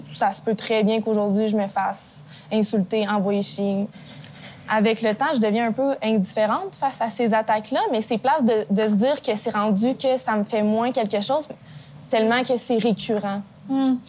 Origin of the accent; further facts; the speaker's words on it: Thetford Mines, Quebec, Canada; moved away; j'ai grandi, euh, en région, là. Je, je viens de Tête-Ferme